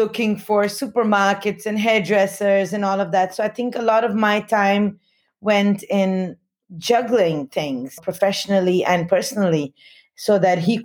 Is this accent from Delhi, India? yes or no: yes; Delhi, India; first language Hindi; English is a second language; moved away as an adult; also born or lived in Himalayas boarding school, India / Bombay, India / London, United Kingdom / Australia; I grew up in Delhi until I was 9, and my mother came from there, or her family came from there